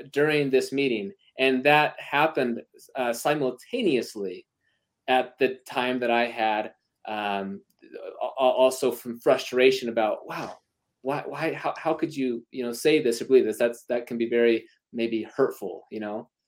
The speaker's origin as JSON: {"language": "English", "region": "Utah", "country": "United States", "said": "I'm from Utah."}